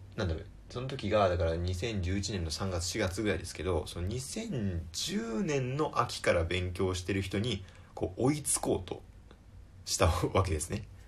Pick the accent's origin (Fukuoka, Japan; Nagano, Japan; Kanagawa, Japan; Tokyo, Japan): Tokyo, Japan; 東京出身です